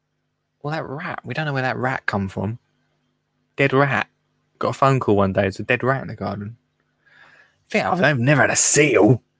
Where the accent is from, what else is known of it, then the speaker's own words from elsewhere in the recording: England, United Kingdom; But we're hot. Because we're from England.